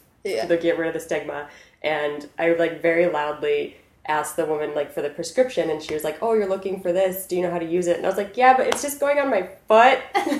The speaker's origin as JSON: {"language": "English", "country": "South Korea", "tie": "born or raised there", "said": "So I grew up in South Korea. I lived in South Korea for 6 years. That's like where I went to middle school and high school."}